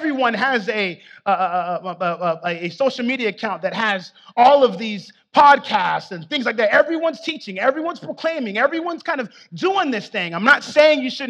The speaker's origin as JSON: {"language": "English", "region": "South Florida", "country": "United States", "said": "I'm from South Florida"}